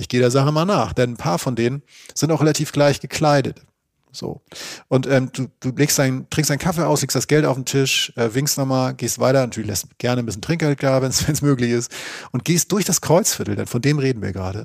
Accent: Northern Germany, Germany; now in Dortmund, Germany; Ich habe mich wirklich als Norddeutscher im Ruhrgebiet sofort wohlgefühlt

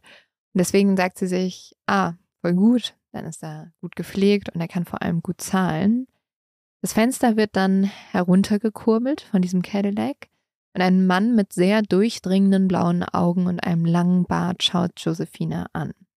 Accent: Germany; bei uns in Deutschland

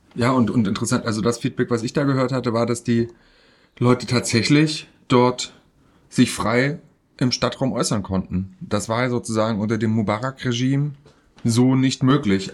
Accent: East Germany, Germany; ich bin im Osten groß geworden und da hieß es Katschi

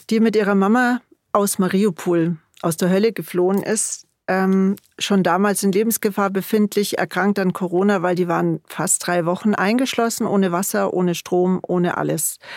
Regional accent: Bavaria, Germany; vor allen Dingen in Bayern natürlich, wo ich herkomme und wo wir auch selber tätig sind

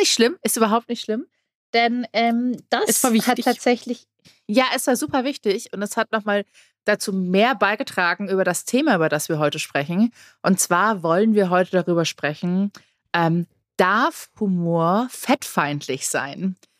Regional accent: Germany; hier bei uns in Deutschland

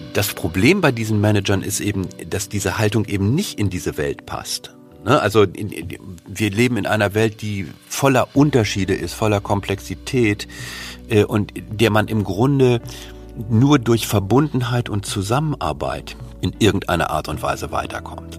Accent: Germany; uns als Deutsche

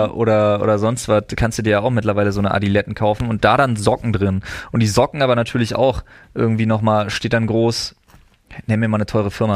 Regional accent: Berlin, Germany; now in Brandenburg, Germany; ich als Wahlbrandenburger, als Exil-Berliner

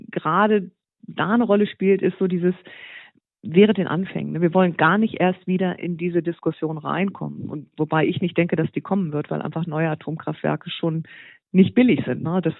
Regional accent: Germany; natürlich erstmal man schüttelt als Deutscher erstmal den Kopf.

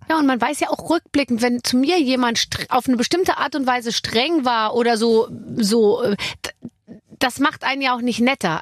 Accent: Bavaria, Germany; ich bin aus Bayern

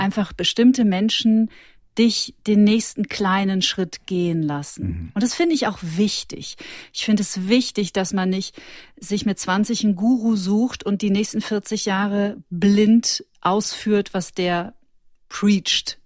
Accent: Ruhr area, North Rhine-Westphalia, Germany; now in Munich, Germany; Und ich bin aus dem Ruhrgebiet.

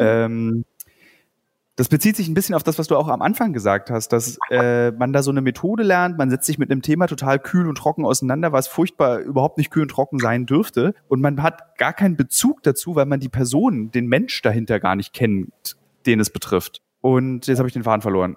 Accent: Berlin, Germany; Ich bin ja Berliner.

